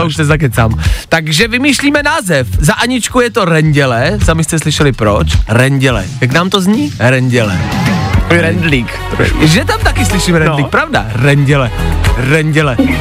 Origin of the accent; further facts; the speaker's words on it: Czechia; jako Češi